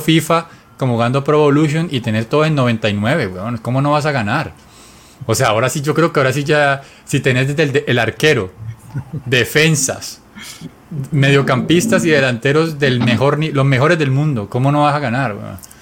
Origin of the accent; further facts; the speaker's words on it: Colombia; Nosotros que somos colombianos